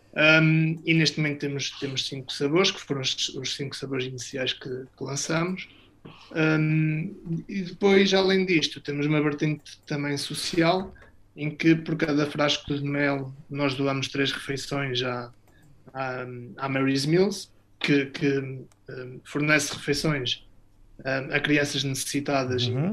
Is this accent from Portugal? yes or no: yes; Trás-os-Montes, Norte, Portugal; moved away as an adult; also born or lived in Vila Real / Luxembourg; now in Vila Pouca de Aguiar, Portugal; eu é que sou de, de natural de Trás-Montes